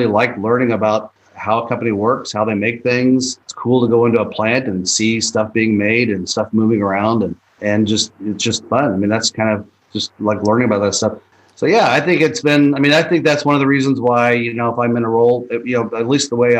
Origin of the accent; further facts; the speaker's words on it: Kansas City, Missouri, United States; moved away; I grew up in Kansas City